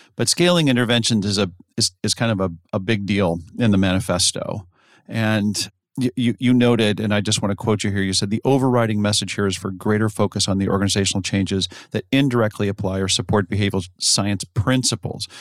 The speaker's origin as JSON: {"language": "English", "country": "United States", "said": "as an American"}